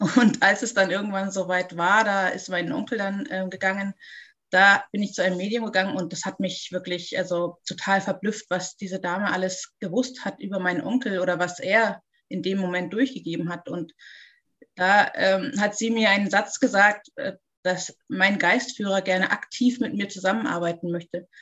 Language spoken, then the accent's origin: German; Munich, Bavaria, Germany; ich komme aus München